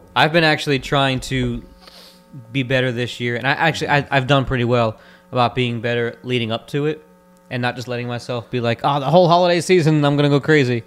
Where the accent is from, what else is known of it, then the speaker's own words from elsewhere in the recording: Florida, United States; we're also from Florida